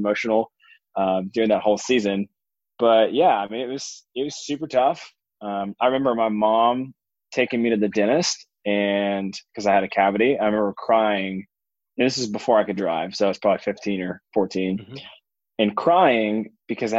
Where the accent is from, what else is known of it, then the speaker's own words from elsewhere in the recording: Atlanta, Georgia, United States; I grew up in a suburb of Atlanta in a fairly affluent area